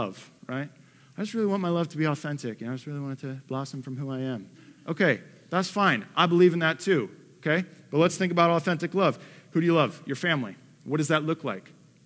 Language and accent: English; Detroit, Michigan, United States; moved away; I'm from the Motor City. Like, I'm from Detroit